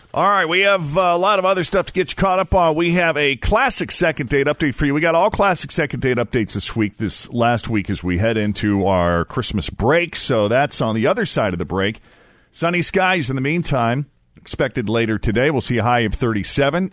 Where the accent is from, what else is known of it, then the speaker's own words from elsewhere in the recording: Maynard, Massachusetts, United States; my hometown's high school, just outside of Boston, this is in Maynard, Massachusetts